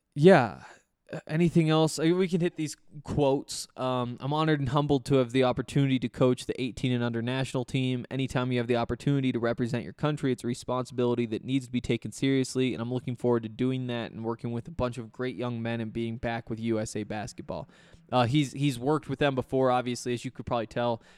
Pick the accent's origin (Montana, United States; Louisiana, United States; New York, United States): Montana, United States; I'm from Montana